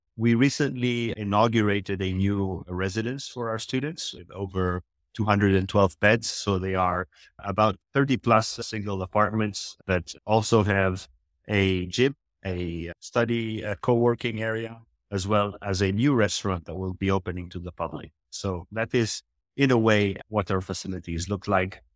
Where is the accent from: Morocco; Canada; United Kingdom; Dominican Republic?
Morocco; also born or lived in Philippines; now in Marbella, Spain; I am actually from the Philippines, but I grew up in Morocco